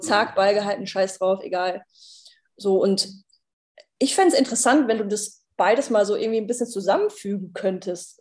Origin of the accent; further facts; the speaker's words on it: Germany; ich bin Deutsche